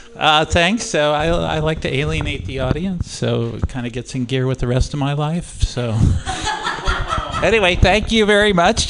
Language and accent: English; Oakland, California, United States; I am from Oakland